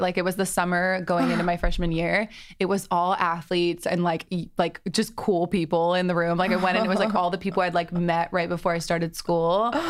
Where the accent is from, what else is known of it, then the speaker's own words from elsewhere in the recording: Atlanta, Georgia, United States; also born or lived in London, United Kingdom; now in Los Angeles, United States; Yeah, so I was born in London and moved to Atlanta with my whole family when I was like 12. Grew up in Atlanta, loved it, got a college degree in business, and then moved out